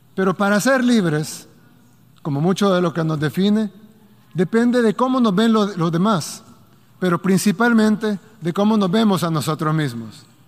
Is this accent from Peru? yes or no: no; El Salvador; mi país, El Salvador